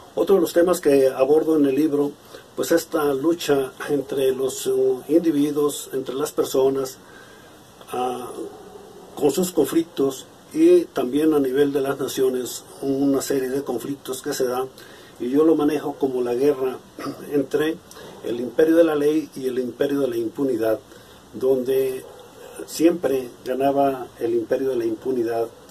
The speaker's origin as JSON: {"language": "Spanish", "town": "Comala", "region": "Colima", "country": "Mexico", "tie": "born or raised there", "said": "soy originario de Comala, Colima."}